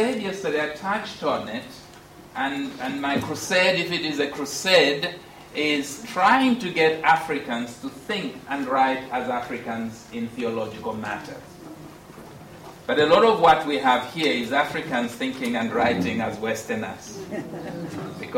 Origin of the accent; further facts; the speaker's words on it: Zambia; when I was born in Northern Rhodesia